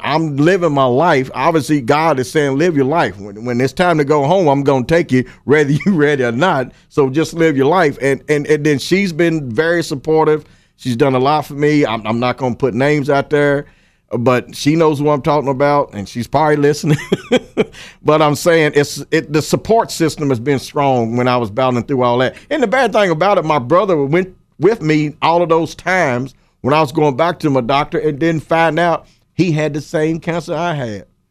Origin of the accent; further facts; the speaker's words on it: Paris, Kentucky, United States; also born or lived in Lexington, Kentucky; my hometown credit because that's where I came from